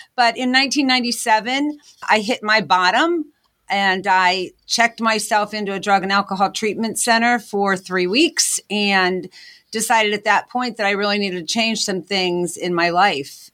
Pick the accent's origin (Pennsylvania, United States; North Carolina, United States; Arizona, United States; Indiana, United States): Pennsylvania, United States; Pittsburgh; moved away as an adult; also born or lived in Scranton, Pennsylvania; I'm originally from Pittsburgh, P